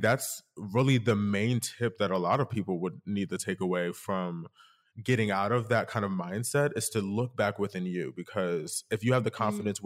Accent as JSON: {"language": "English", "region": "Delaware", "country": "United States", "tie": "born or raised there", "also_born_or_lived": "Philadelphia", "said": "I'm originally from Philadelphia slash Delaware, depending on who's asking, would depend on where I'm from. Uh, so, but I really grew up in Delaware, to be honest."}